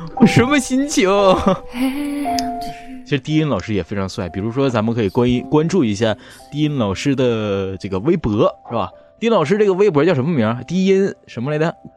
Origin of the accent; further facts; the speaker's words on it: Northeast China, China; 我，我是东北人